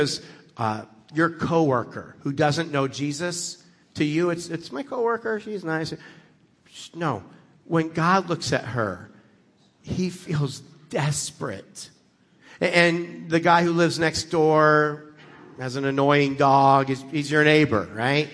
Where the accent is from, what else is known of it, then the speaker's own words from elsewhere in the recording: United States; I grew up in America